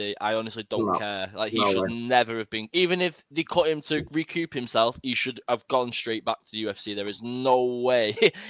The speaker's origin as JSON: {"language": "English", "region": "England", "country": "United Kingdom"}